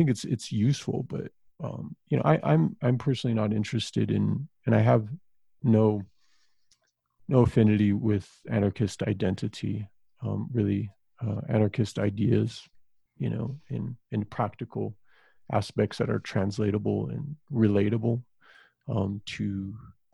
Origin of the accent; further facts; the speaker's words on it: Southwest, United States; growing up in the Southwest